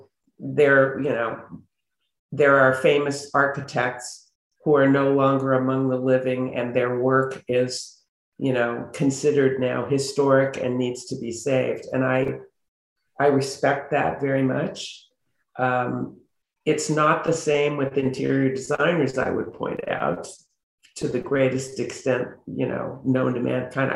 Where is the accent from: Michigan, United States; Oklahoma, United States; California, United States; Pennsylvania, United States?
California, United States; Beverly Hills; I grew up in Beverly Hills